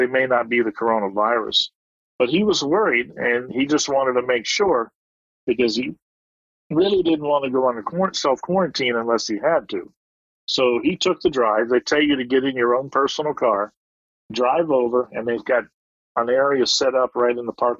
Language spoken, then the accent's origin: English; United States; moved away as an adult; now in Waegwan, South Korea; as an American being over here